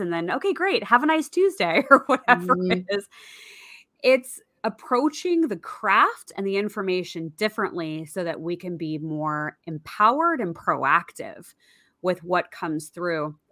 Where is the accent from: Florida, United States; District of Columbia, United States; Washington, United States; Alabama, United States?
Washington, United States; outside of the Seattle area; I grew up outside of the Seattle area